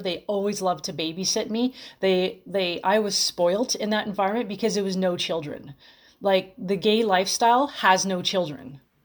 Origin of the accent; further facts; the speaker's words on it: Los Angeles, California, United States; I'm from Los Angeles